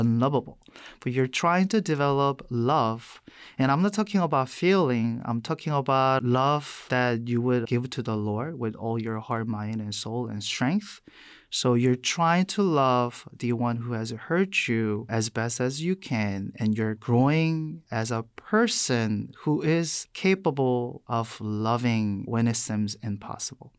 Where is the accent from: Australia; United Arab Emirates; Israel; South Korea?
South Korea; English is a second language; moved away as an adult; also born or lived in New York City, United States / Boston, United States / Madison, Wisconsin, United States; now in United States; I was born and raised in South Korea. I came to the U S when I was eighteen